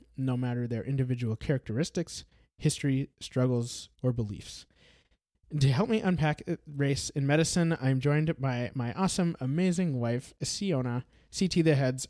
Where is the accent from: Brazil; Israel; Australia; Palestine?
Brazil; I'm Brazilian, even though I sound as American as it gets. I mean, I was born in Brazil